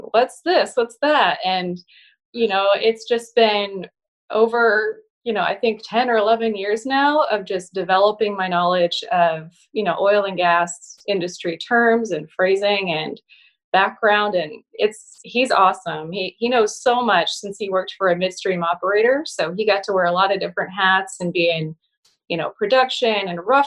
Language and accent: English; Broken Arrow, Oklahoma, United States; born or raised there; also born or lived in Kalamazoo, Michigan / Tulsa, Oklahoma